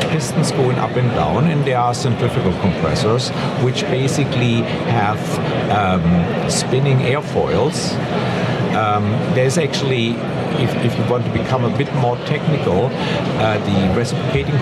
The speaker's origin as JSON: {"language": "English", "country": "Germany", "second_language": "English", "moved": "as an adult", "lives_now": "San Diego, United States", "said": "I'm originally from Germany"}